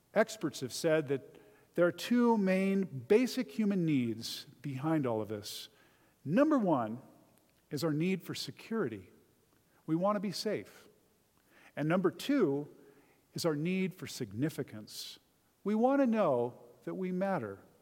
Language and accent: English; Southern California, United States; I grew up in Southern California, about an hour from Disneyland